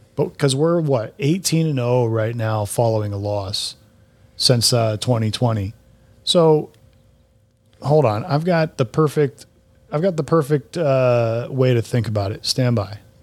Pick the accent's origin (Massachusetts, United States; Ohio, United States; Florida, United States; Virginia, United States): Florida, United States; Central; I'm from Central Florida. You know, I grew up there.